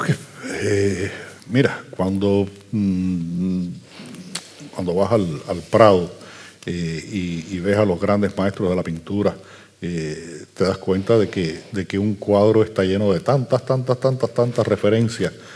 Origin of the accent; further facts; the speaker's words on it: Havana, Cuba; Yo soy un habanero que escribe en habanero